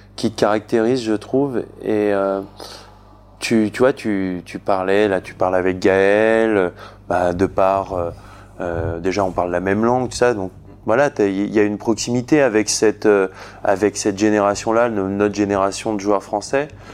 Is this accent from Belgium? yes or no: no; Bourg-en-Bresse, Auvergne-Rhône-Alpes, France; je viens de Bourg-en-Bresse